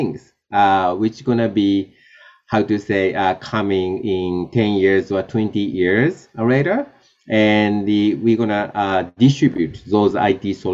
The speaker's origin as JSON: {"language": "English", "country": "Japan", "tie": "born or raised there", "said": "I was born in Japan and, you know, grew up in Japan"}